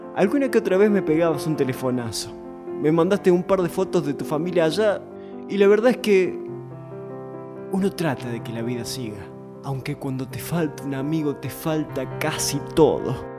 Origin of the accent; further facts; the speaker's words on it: Almafuerte, Córdoba, Argentina; mi pueblo, Almafuerte